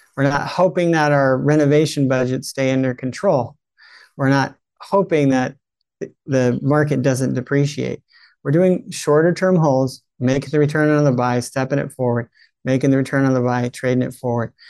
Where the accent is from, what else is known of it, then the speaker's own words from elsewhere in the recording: California, United States; I'm in California. I was raised in California